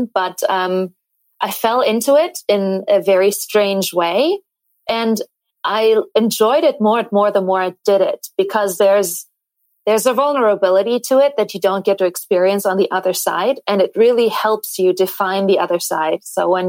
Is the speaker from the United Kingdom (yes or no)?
no; East Germany, Germany; moved away; I'm from East Germany, so I was born still with the wall up.